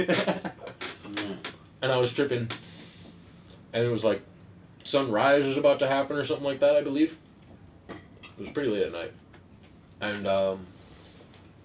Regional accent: United States; moved away as an adult; now in Netherlands; I'm the American one

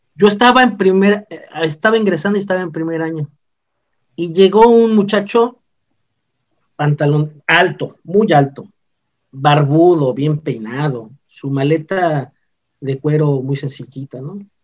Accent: Mérida, Yucatán, Mexico; also born or lived in Mexico City; Yo nací en la Ciudad de México en, 1980. Este, para finales del 85, mis padres, mis hermanos y otros familiares más la se toma la decisión que nos vengamos a vivir acá a la ciudad de Mérida, pues tengo, he sido educado por yucatecos

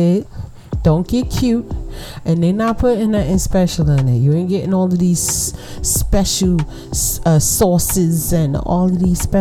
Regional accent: New York City, New York, United States; moved away; big up Brooklyn? I miss my hometown

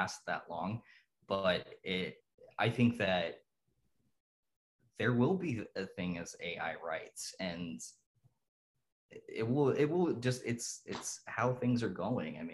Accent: Dayton, Ohio, United States; I grew up in Dayton, Ohio in the 80s

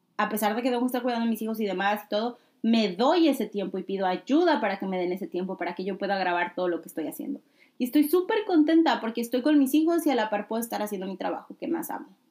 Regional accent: Mexico; siendo de México en especial, yo que soy mexicana

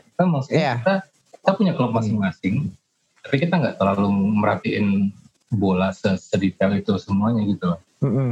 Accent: Pekanbaru, Riau, Indonesia; moved away; kampung gua ya, di Pekanbaru

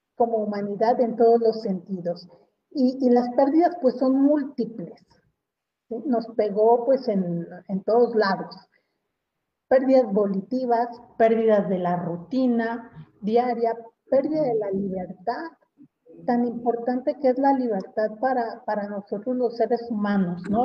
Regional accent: Mexico; como mexicanos

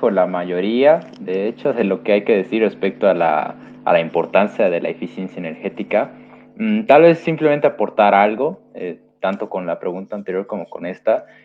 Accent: Bolivia; como dije, en mi país hay bastante burocracia

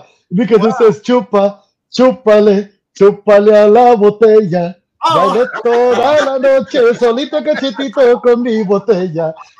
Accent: San Juan, Texas, United States; I am from Texas. Y luego actually from San Juan, Texas, sorry.

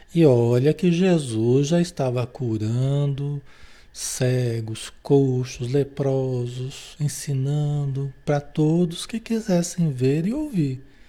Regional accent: Marília, São Paulo, Brazil; lá em Marília, São Paulo, onde eu nasci, né? Cidade onde eu nasci

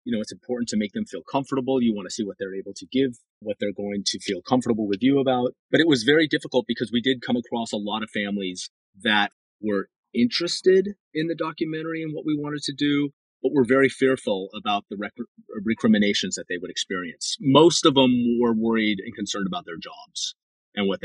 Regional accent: Los Angeles, California, United States; I was born and raised in Los Angeles.

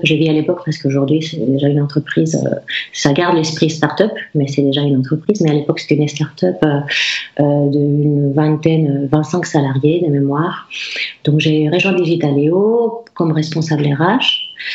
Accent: Basque Country, Spain; French is a second language; moved away as an adult; now in Rennes, France; je viens du Pays Basque

